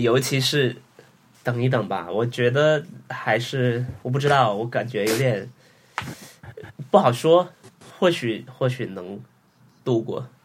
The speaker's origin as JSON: {"language": "Chinese", "area": "the South", "region": "southern China", "country": "China", "tie": "born or raised there", "moved": "yes", "lives_now": "Shanghai, China", "said": "我老家那边是十几度，十七度，十八度"}